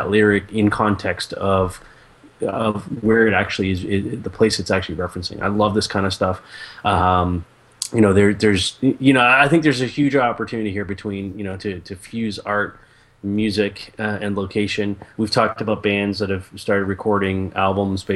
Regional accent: Canada; I'm Canadian

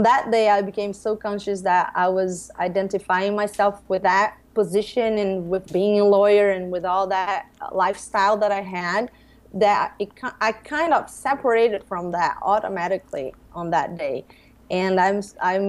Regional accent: Brazil; I grew up here in Brazil as a Catholic girl.

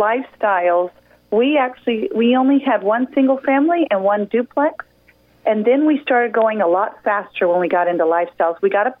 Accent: San Antonio, Texas, United States; also born or lived in Houston; Well, I was born in Houston, Texas, and moved around a little bit. And, you know, in high school, we settled down in San Antonio, Texas.

